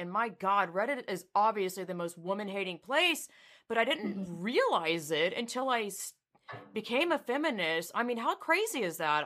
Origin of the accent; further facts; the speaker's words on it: the South, United States; I was raised in the South